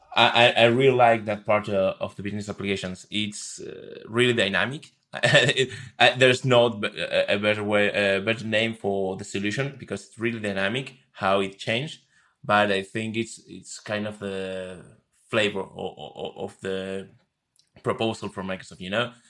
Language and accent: English; Buenos Aires, Argentina; moved away as an adult; now in Madrid, Spain; moved to Madrid three years ago. Uh, I, I, I'm from Buenos Aires, Argentina